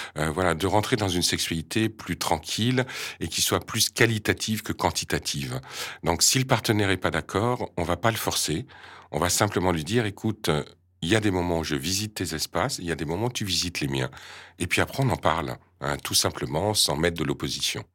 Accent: France; je viens de France France

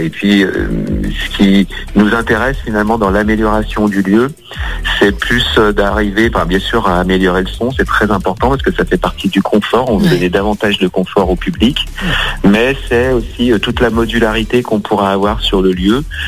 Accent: Lyon, Auvergne-Rhône-Alpes, France; je suis euh, né à Lyon, hein, euh, Lyon, Lyon 8e. Donc Lyon, c'est ma ville natale. J'ai jamais vraiment quitté Lyon

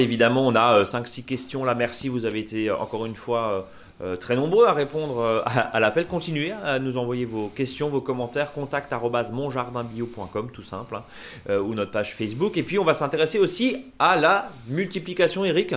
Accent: Alsace, Grand Est, France; chez nous en Alsace

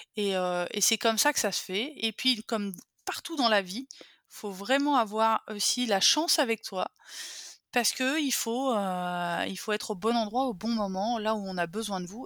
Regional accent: a small village near Bourgueil, Touraine, Centre-Val de Loire, France; élevée par une mère et une grand-mère, euh, un schéma matriarcal, au milieu de la ruralité française, dans un petit village qui s'appelle Benet, à côté de Bourgueil, au milieu des vignobles tourangeaux

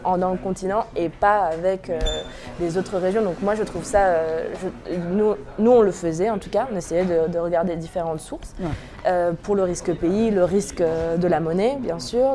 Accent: Normandy, France; J'ai grandi en Normandie

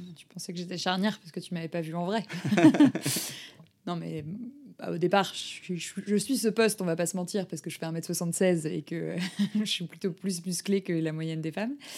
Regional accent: Lille, Hauts-de-France, France; J'ai grandi à Lille

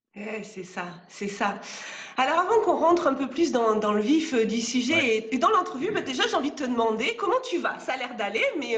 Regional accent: France; also born or lived in Gironde; moi, je suis française, je vis en Gironde.

